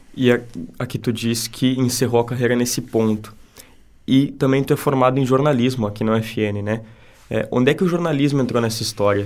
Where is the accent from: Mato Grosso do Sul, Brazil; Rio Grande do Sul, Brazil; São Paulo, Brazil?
Rio Grande do Sul, Brazil; Santana do Livramento; now in Santa Maria, Brazil; eu sou de Santana do Livramento e eu não vejo lá na minha cidade o que é feito aqui